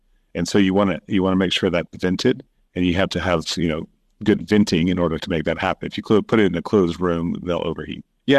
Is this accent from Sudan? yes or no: yes; Sudan; now in Kenya; Yeah, I grew up in Sudan and Kenya and went to the U.S. for university, came back to Kenya to start building different tech companies.